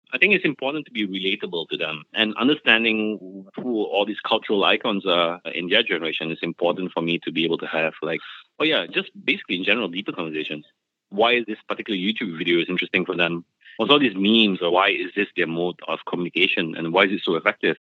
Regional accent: Singapore; I grew up in Singapore, right? And Singapore is a country that's full of changes all the time. I mean, we reclaim a lot of land

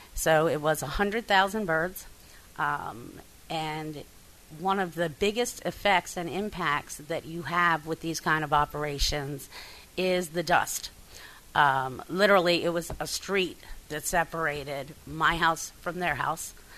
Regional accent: Bucks County, Pennsylvania, United States; also born or lived in Delta, Pennsylvania; I grew up in Bucks County, uh, Pennsylvania, which is a farming community.

